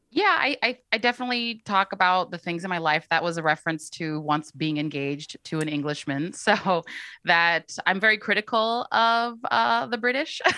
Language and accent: English; East Bay, California, United States; I'm born and raised in the East Bay